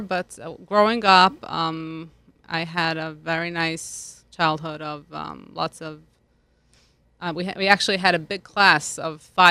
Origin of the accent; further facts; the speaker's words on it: Lugano, Ticino, Switzerland; I grew up in Lugano, Switzerland. That's on the border with Italy. It's literally a 15-minute bike ride, I should say, to the border.